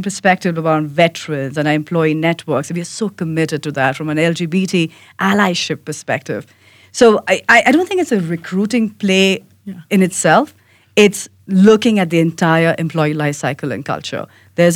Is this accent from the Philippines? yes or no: no; India; moved away; I'm an immigrant, I have an accent, I'm from India